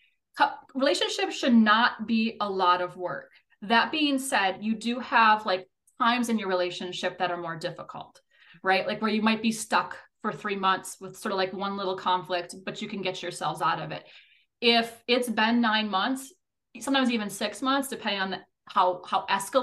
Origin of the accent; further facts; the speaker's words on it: Minnesota, United States; I'm a Minnesotan